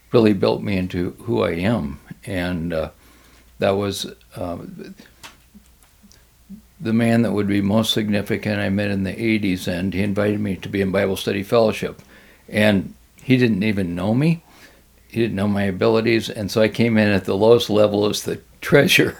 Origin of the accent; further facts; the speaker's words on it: Bloomfield, Iowa, United States; I grew up in Bloomfield, Iowa, in southeast Iowa